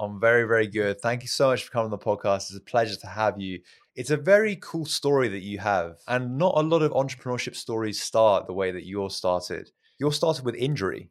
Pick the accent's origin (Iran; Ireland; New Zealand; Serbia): Iran; moved away; I'm originally from Iran